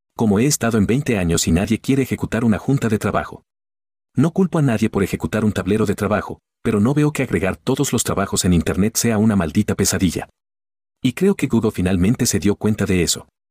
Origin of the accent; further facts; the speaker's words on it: Calgary, Alberta, Canada; aquí en Calgary, en mi ciudad natal